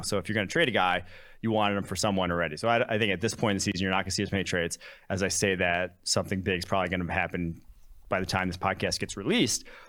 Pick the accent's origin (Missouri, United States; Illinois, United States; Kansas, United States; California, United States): Illinois, United States; Champaign; also born or lived in Milwaukee, Wisconsin; I was born in Milwaukee, Wisconsin. I grew up Packers, Badgers, Bucks, Brewers. fan, all Wisconsin sports. Um, grew up, lived there till I was six, moved to cities just outside of Champaign, Illinois